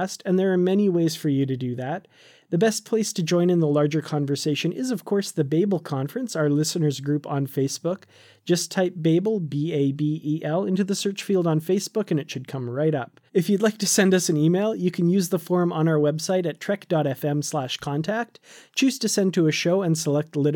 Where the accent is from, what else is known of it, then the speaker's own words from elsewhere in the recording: Canada; also born or lived in Korea; when I moved back to Canada from Korea